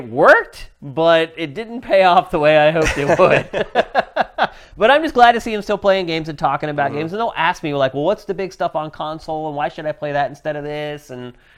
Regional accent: central Pennsylvania, United States; moved away; my hometown back in central Pennsylvania

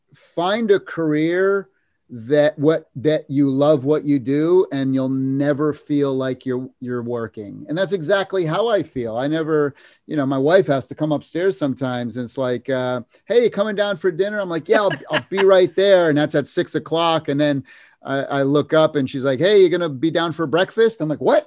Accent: Massachusetts, United States; moved away as an adult; now in California, United States; I grew up in Massachusetts

